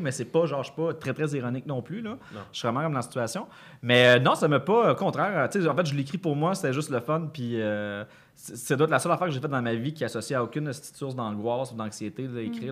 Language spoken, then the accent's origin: French; Granby, Quebec, Canada; quand j'étais jeune, là, à Granby